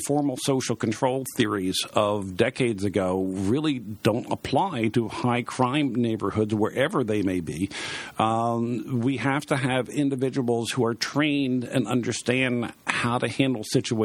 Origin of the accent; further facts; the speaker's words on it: Baltimore, Maryland, United States; I was born and raised in Baltimore